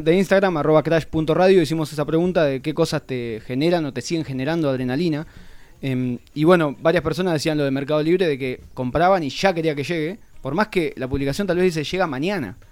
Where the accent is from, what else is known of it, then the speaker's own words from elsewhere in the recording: Argentina; now in Buenos Aires, Argentina; Me había ido para mi pueblo, a 200 kilómetros de acá